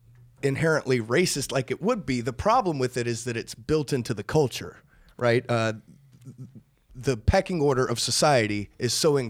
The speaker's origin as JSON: {"language": "English", "area": "Gulf of Mexico", "region": "the South", "country": "United States", "tie": "born or raised there", "said": "we grew up on the Gulf of Mexico, though. A lot of deep sea fishing there"}